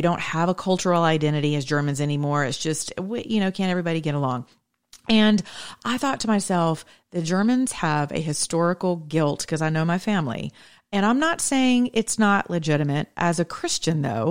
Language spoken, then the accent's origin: English; the South, United States; I'm Southern and I'm American